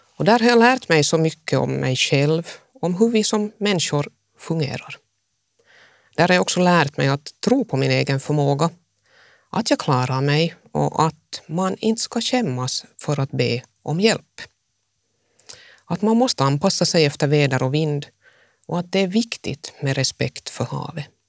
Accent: Jakobstad, Ostrobothnia, Finland; also born or lived in Mässkär / Helsinki; jag tog mig genast hem till Jakobstad

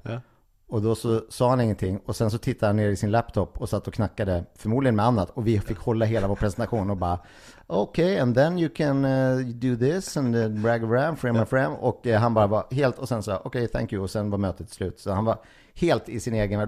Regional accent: Gimo, Uppsala County, Sweden; moved away; Gimo, eh, orten där jag kommer ifrån

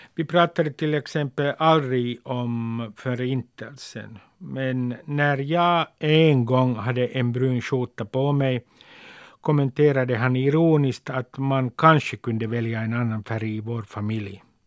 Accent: Helsinki, Uusimaa, Finland; När jag var 16 läste jag första delen av Henrik Tikkanens gatutrilogi i mitt källarrum i Nummis.

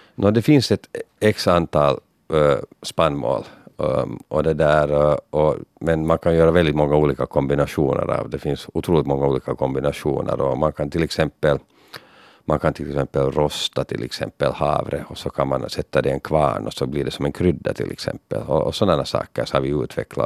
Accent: Finland; Så man var väldigt stolt att vara finländare där

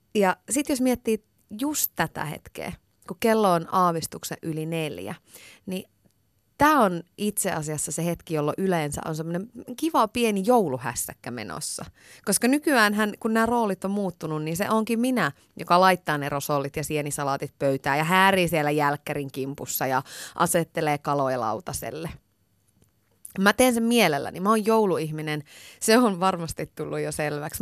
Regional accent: Iisalmi, North Savo, Finland; moved away; Iisalmen ajoilta. Mä oon sieltä kotoisin

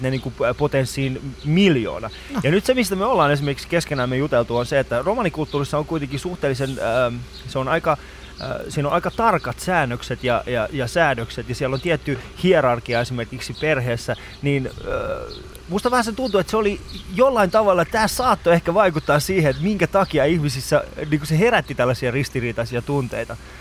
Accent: Kuopio, North Savo, Finland; mä oon Kuopiosta nimenomaisesti

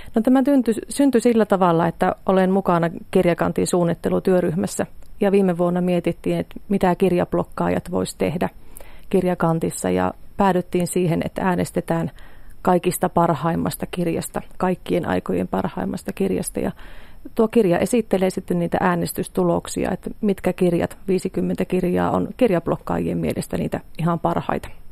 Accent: Pielavesi, North Savo, Finland; lähtöisin olen Pielavedeltä maatilalta

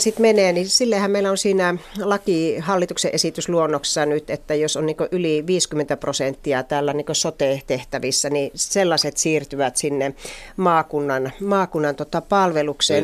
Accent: Joensuu, North Karelia, Finland; minun kotikaupunkini Joensuu

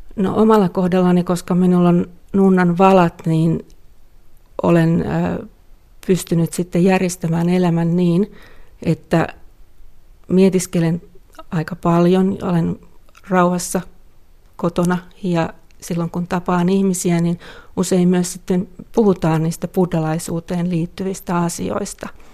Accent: Finland; first language Finnish; moved away; mielelläni asun täällä kotimaassani, puhun omaa kieltäni

